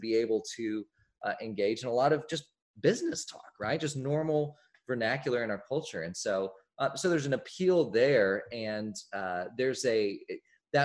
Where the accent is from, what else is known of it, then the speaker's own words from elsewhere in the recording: Oklahoma City, Oklahoma, United States; I grew up in Oklahoma City, the same as my grandfather grew up in Oklahoma City